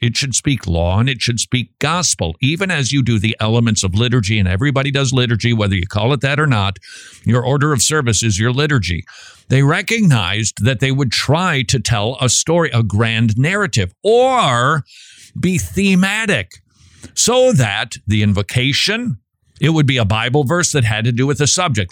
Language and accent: English; Minnesota, United States; I'm from Minnesota